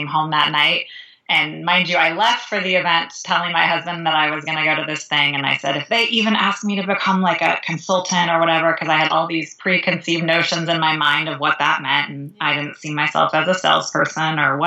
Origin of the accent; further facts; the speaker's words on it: California, United States; now in Chicago, United States; I live in Chicago, Illinois, although I am originally from California.